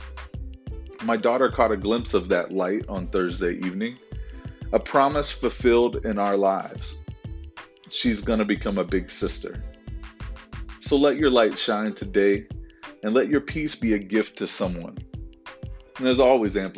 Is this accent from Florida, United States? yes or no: yes; Florida, United States; I grew up in Florida during hurricanes.